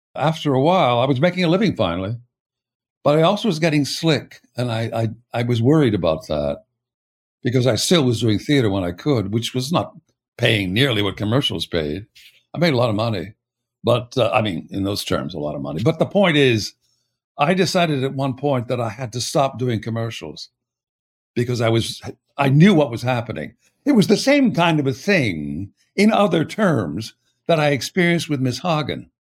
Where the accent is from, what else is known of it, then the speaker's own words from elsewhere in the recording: El Paso, Texas, United States; also born or lived in Pittsburgh, Pennsylvania; I was born in Pittsburgh, and my brother and I both suffered from it, and we were told we had to move to a desert area, and it turned out to be El Paso